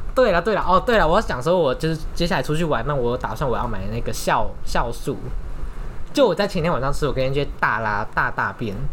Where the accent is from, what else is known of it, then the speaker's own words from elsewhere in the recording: northern Taiwan, Taiwan; 我们是北部人